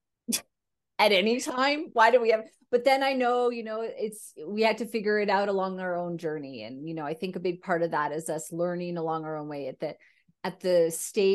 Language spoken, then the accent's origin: English; Canada; me being a Caucasian female Canadian, I never really felt that I had a huge cultural upbringing aside from being Canadian. You know, my parents were Canadian